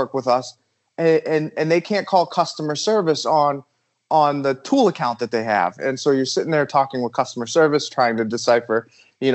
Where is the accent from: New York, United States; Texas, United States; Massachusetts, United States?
Massachusetts, United States; moved away; I'm actually from Massachusetts